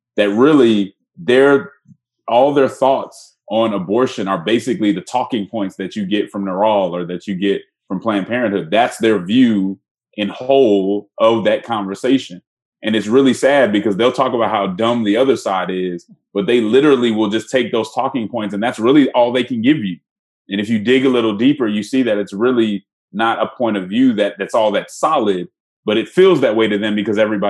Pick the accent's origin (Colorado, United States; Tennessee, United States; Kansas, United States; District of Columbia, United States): Colorado, United States; Denver; I'm from Denver